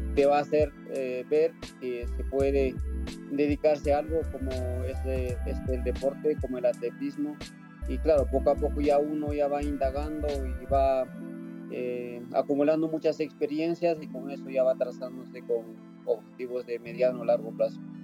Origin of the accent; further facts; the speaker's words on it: Yauli, Peru; mi pueblo que se llama Yauli